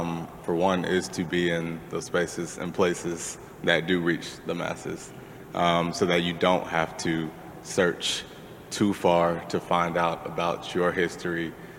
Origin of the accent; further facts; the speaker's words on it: Texas, United States; now in Chicago, United States; I'm initially from Texas